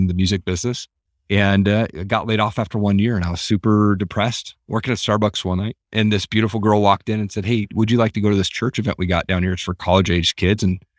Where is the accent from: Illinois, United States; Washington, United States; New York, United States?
Washington, United States; Tri-Cities; I grew up in Eastern Washington, down in a place called Tri-Cities.